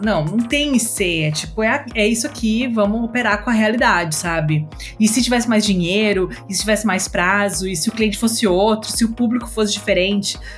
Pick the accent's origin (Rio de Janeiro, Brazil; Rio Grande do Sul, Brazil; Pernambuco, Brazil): Rio Grande do Sul, Brazil; moved away as an adult; also born or lived in Santa Maria; now in São Paulo, Brazil; eu sou do Rio Grande do Sul